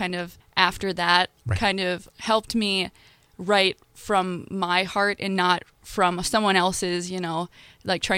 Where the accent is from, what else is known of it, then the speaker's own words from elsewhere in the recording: Detroit Lakes, Minnesota, United States; I'm originally from Detroit Lakes